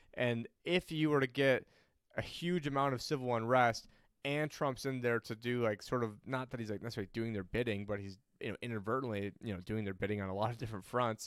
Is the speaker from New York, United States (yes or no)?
yes; New York, United States; I'm originally from New York